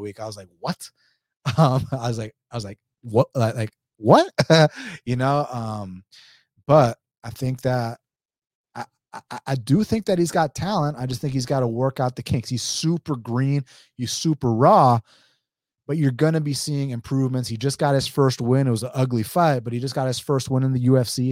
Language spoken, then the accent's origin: English; Atlanta, Georgia, United States; I'm from Atlanta, Georgia